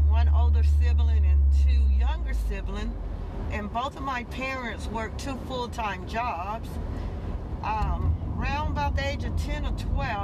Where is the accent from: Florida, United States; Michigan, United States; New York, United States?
Florida, United States; Tallahassee; I actually grew up right here in Tallahassee, Florida